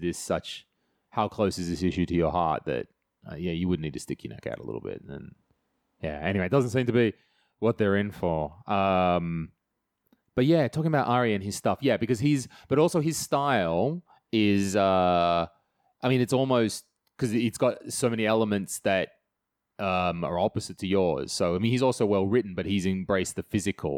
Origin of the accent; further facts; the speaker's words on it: country New South Wales, Australia; moved away; I grew up in Australia. Yeah, home and away style. I'm not joking about that. Terrible home and away is where I grew up. And, uh, I love, yeah, country, New South Wales